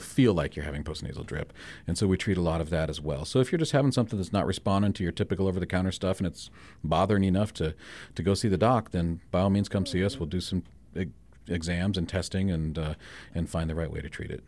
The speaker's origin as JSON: {"language": "English", "town": "Spearfish", "region": "South Dakota", "country": "United States", "tie": "born or raised there", "said": "born and raised in Spearfish"}